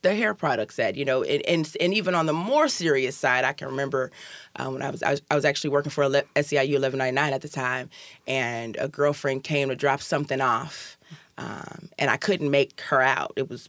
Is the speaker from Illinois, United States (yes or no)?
yes; Chicago, Illinois, United States; moved away as an adult; also born or lived in Seattle; now in Tacoma, United States; So I'm originally from Chicago. I'm from the South Side of Chicago.